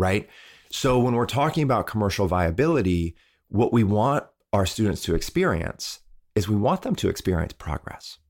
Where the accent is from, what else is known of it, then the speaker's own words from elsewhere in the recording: Midwest, United States; I was raised in the Midwest